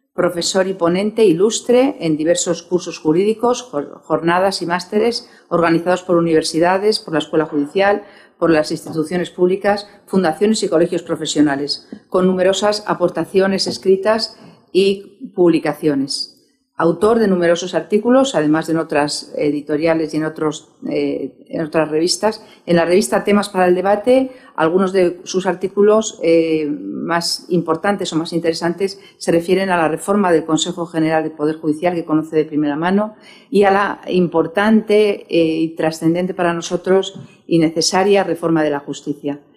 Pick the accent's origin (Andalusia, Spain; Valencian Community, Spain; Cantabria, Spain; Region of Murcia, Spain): Valencian Community, Spain; Valencia; En mi pueblo, yo soy de Valencia